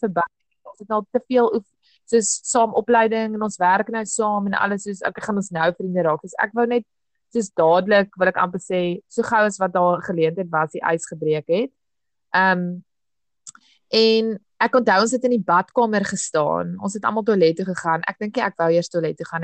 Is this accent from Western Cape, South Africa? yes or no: yes; Cape Town, Western Cape, South Africa; also born or lived in Hartenbos / Riversdale; Toe ek gehad 5 is, destyds aan 'n 3 het ons Kaap toe getrek uh noordelike voorstede en ja, sedertdien is ek maar hier Brackenfell, Belwel, Kelsrivier op die oomblik sit in Durbanwil.